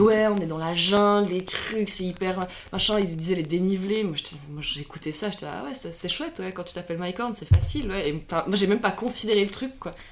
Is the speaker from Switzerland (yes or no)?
yes; Lausanne, Vaud, Switzerland; moved away as an adult; also born or lived in Zurich; On vient de Suisse, alors moi j'ai 31 ans, j'ai grandi dans la région de Lausanne, donc euh, au bord du lac Léman